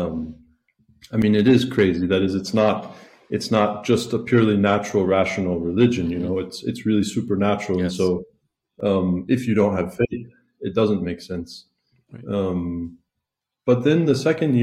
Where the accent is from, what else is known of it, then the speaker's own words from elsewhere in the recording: South Carolina, United States; moved away as an adult; now in Italy; I'm originally from South Carolina. I grew up not Catholic